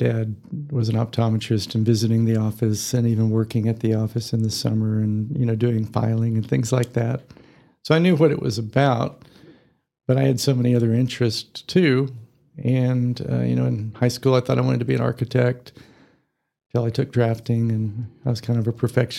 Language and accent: English; Amarillo, Texas, United States; also born or lived in Houston, Texas / Fort Worth, Texas; I was born in Houston. My father is an optometrist, was an optometrist, and got transferred to Amarillo when I was four. So I did all my schooling here